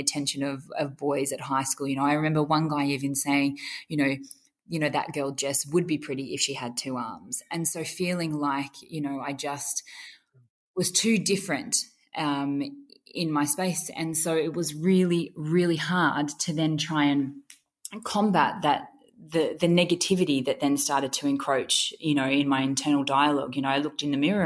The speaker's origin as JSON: {"language": "English", "town": "Grafton", "region": "New South Wales", "country": "Australia", "tie": "born or raised there", "said": "I grew up in country near South Wales in Grafton on the far north coast"}